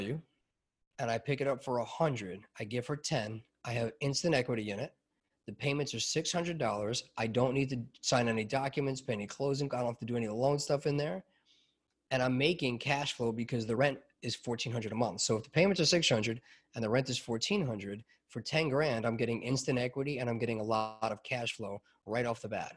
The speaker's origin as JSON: {"language": "English", "region": "New York", "country": "United States", "tie": "born or raised there", "said": "growing up in New York"}